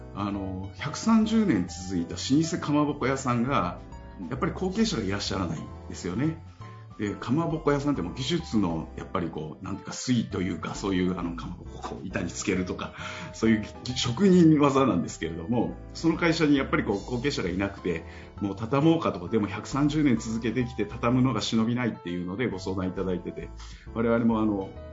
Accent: Miyazaki, Japan; 僕、すごい宮崎の田舎の出身で実家があの精米所とかをやっている

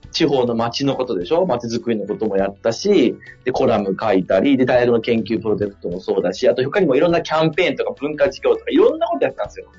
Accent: Fukui, Japan; moved away; 地元が福井で

